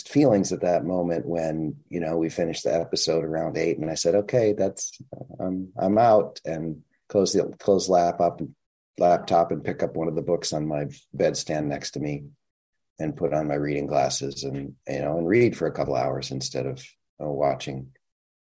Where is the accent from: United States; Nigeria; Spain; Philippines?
United States; Minnesota; I'm from Minnesota